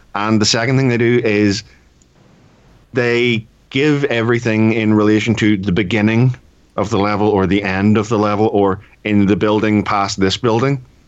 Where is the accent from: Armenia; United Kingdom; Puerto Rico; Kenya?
United Kingdom; I am British